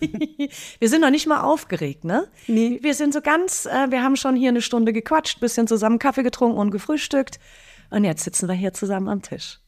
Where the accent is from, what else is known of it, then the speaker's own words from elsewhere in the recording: Munich region, Bavaria, Germany; now in Berlin, Germany; da, wo ich herkomme, also aus der bayerischen Münchner Region